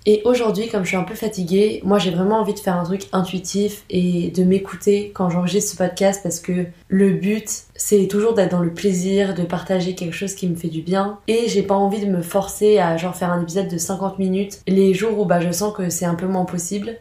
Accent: France; dans notre culture en tant que Français

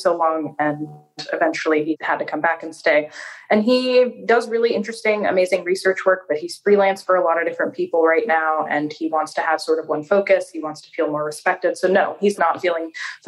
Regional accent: Seattle, Washington, United States; accent: American; moved away as an adult; now in Porto, Portugal; I'm actually from Seattle

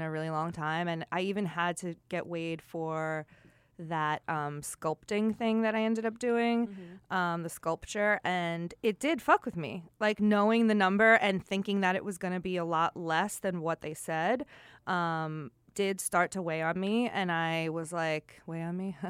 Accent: Long Island, New York, United States; when I was growing up on Long Island

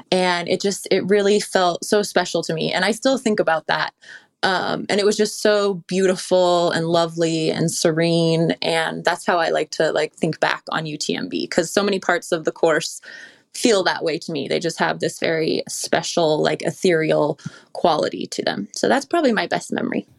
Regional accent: California, United States; I grew up in the Lake Tahoe area

